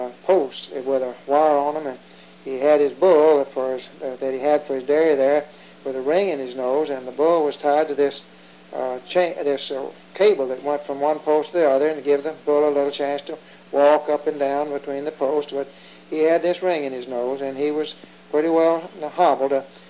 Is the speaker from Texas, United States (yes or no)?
yes; Austin, Texas, United States; I'm in Austin, Texas. I was born on February the 12th, 1905, at the southwest intersection of Wilson Street and West Live Oak Street.